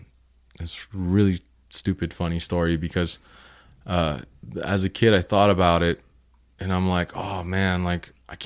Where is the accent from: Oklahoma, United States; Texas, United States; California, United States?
California, United States; Hollywood; In LA? Yeah, well, I was born and raised in Hollywood. Mm-hmm. And then we moved to the Valley when I was about like 6 years old or something like that.